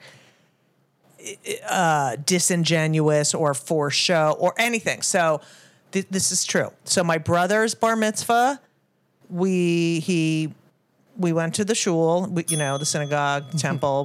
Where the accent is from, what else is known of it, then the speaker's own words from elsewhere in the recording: New Jersey, United States; I grew up in New Jersey around Jews and Italians